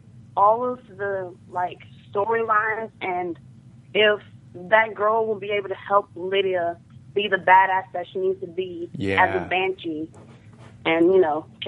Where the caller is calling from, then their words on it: Memphis, Tennessee, United States; Memphis, Tennessee.